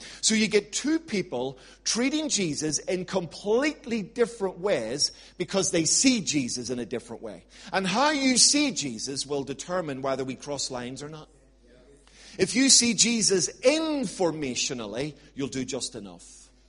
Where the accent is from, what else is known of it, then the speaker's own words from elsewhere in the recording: Ireland; But I'm an Irishman, so I'm quite tenacious.